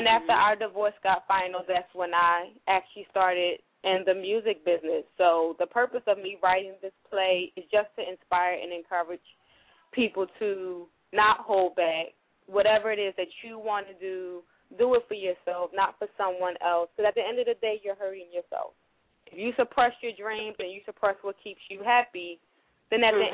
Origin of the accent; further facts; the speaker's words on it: Montgomery, Alabama, United States; now in Philadelphia, United States; I'm actually from Montgomery, Alabama, but I currently reside here in the city of Philadelphia.